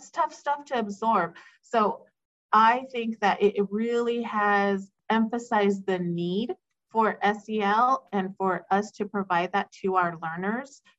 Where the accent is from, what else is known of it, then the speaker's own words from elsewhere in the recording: Lindsay, California, United States; I grew up in Lindsay, so I'm a product of Lindsay schools